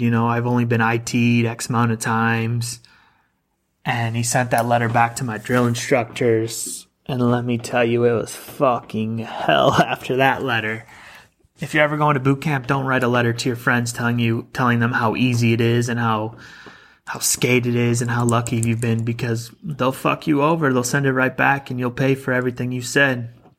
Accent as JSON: {"language": "English", "region": "Illinois", "country": "United States", "also_born_or_lived": "Southern California", "moved": "as an adult", "lives_now": "Arizona, United States", "said": "I'm originally from Illinois"}